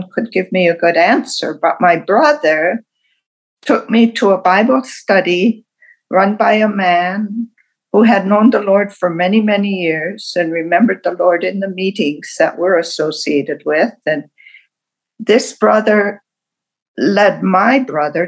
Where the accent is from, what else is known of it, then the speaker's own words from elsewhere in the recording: Wisconsin, United States; I was born in Wisconsin, the middle child of five